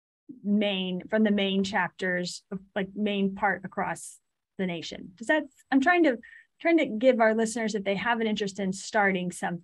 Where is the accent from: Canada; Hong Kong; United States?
United States; Montgomery County, Texas; I grew up in Montgomery County.